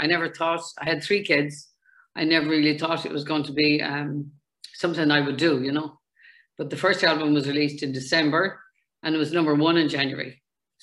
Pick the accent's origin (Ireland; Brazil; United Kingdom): Ireland; Galway, Connacht; moved away as an adult; also born or lived in Dublin; I was born in Galway. My father was from Donegal. I got married to a man from Offaly.